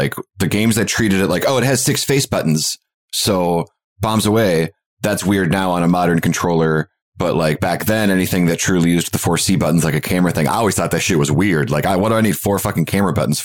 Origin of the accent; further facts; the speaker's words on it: Michigan, United States; My Michigan is showing